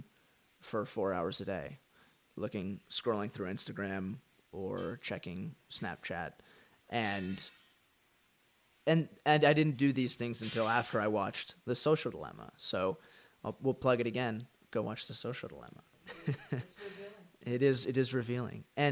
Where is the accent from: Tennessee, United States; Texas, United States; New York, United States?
Texas, United States; Dallas; I am from Dallas, Texas